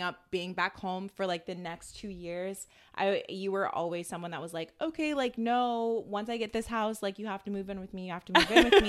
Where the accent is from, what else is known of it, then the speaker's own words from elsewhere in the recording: Atlanta, Georgia, United States; I'm still from Atlanta